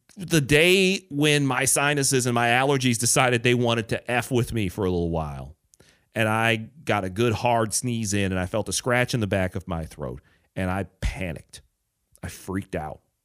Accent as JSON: {"language": "English", "town": "Detroit", "region": "Michigan", "country": "United States", "tie": "born or raised there", "also_born_or_lived": "Chicago", "moved": "yes", "said": "Detroit, my hometown"}